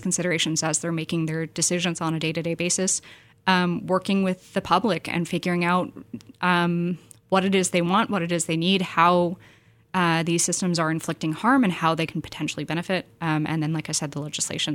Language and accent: English; San Francisco Bay Area, California, United States; I was born and raised in the Bay